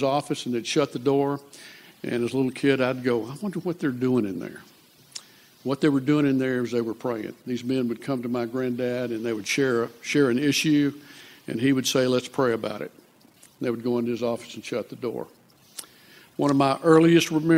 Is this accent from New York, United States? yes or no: no; Lufkin, Texas, United States; I grew up in Lufkin, Texas